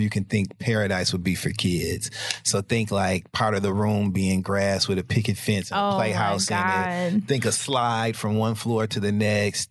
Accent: Midwest, United States; I'm from the Midwest

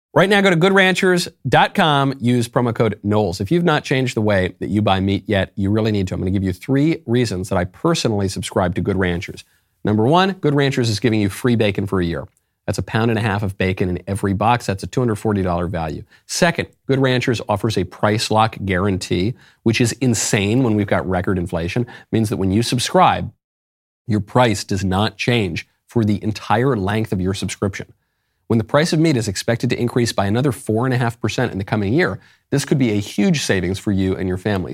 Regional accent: New York, United States; moved away; also born or lived in Los Angeles; I'm from New York.

